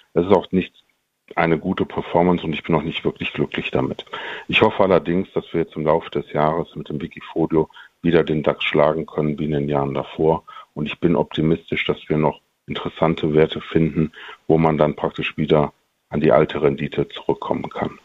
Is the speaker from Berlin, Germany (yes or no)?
no; Monheim am Rhein, North Rhine-Westphalia, Germany; Meine Heimat sind, wie die Taz letztens sagte, die kämen vom Deutschland, also Monheim am Rhein. Und da wohne ich praktisch in dem kleinen Stadtteil Baumberg. Und da ich sehr verbunden bin hier mit meiner Heimat